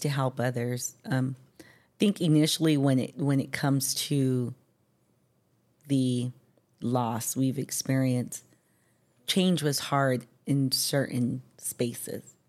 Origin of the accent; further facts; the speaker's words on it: San Diego, California, United States; born and raised in San Diego